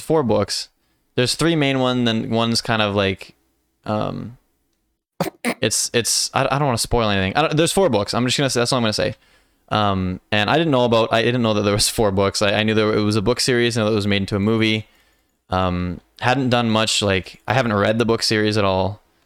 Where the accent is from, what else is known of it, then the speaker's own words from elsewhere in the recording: Canada; I'm very Canadian.